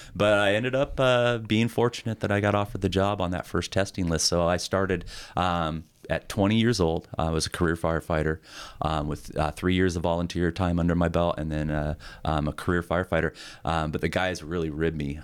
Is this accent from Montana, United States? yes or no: yes; Montana, United States; also born or lived in South Carolina; growing up in Montana, I, I loved it. You know, I mean, still do, obviously, I'm still here.